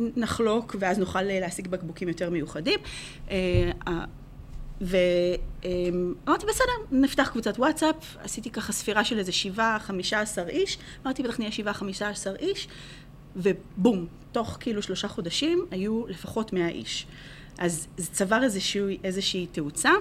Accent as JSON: {"language": "Hebrew", "country": "Israel", "also_born_or_lived": "England / New Jersey, United States", "moved": "as an adult", "lives_now": "United States"}